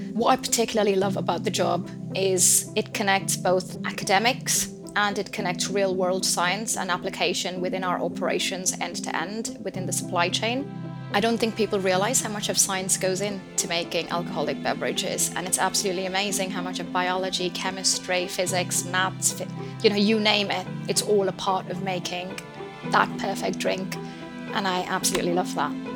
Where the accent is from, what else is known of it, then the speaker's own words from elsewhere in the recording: Bangalore, Karnataka, India; moved away as an adult; also born or lived in Edinburgh; I'm originally from Bangalore, India